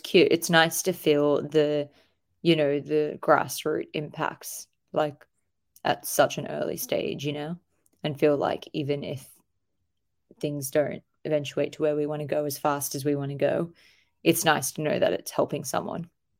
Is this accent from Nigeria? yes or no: no; Australia